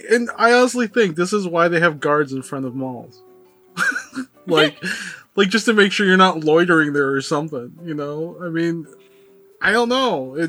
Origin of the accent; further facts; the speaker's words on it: Philippines; moved away; I am Filipino, right?